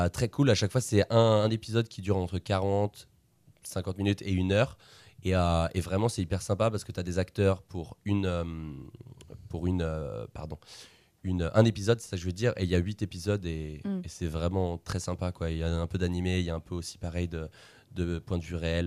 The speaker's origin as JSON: {"language": "French", "town": "Le Mans", "region": "Pays de la Loire", "country": "France", "said": "je viens du Mans"}